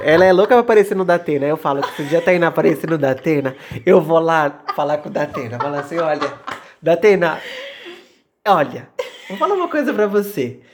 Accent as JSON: {"language": "Portuguese", "region": "São Paulo", "country": "Brazil", "tie": "born or raised there", "said": "a gente cresceu, tipo, muito longe do centro"}